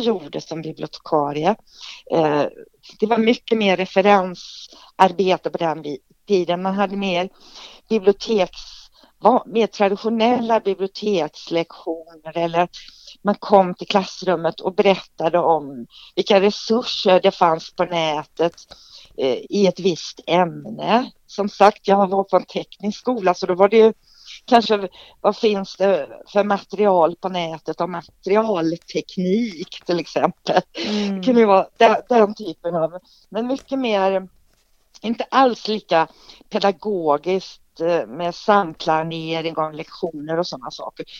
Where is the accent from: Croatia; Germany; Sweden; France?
Sweden; Trollhättan, Västra Götaland; moved away as an adult; also born or lived in Borås; jag kommer ju från Trollhättan. Och bodde där tills jag var 19 år